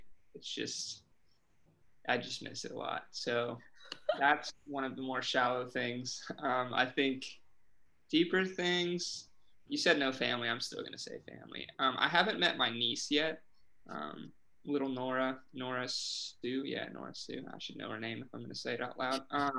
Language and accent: English; Oxford, South East England, United Kingdom; Growing up in Oxford, like you just assume that there's always someone watching you who knows you, kind of, I feel like.